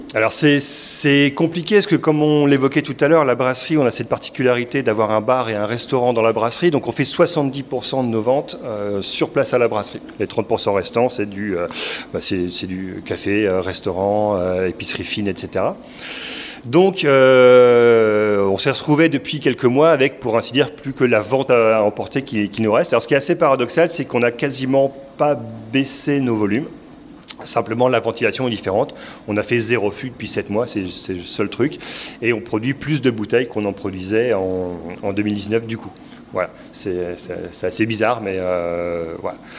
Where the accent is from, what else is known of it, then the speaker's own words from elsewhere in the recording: Lille, Hauts-de-France, France; moved away as an adult; now in Carvin, France; nous, on n'est pas de Carvin, sinon on, on vient de Lille